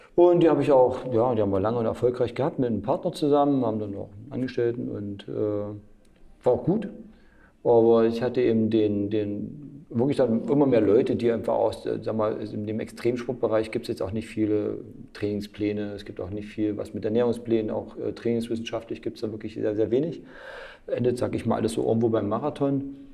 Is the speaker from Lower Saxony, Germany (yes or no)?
no; Mühlhausen, Thuringia, Germany; meinem Heimatort Mühlhausen